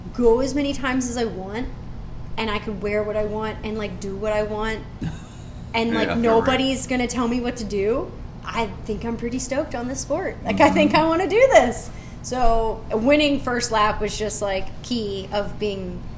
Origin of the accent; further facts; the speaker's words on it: Philadelphia, Pennsylvania, United States; growing up in Philadelphia, Sundays are for football